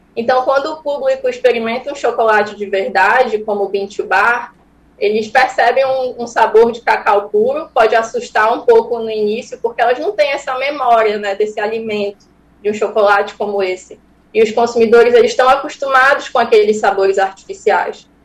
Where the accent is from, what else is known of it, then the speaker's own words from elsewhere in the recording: Santarém, Pará, Brazil; Esse cacau vem da minha, da minha terra, do Pará, mas eu sou de Santarém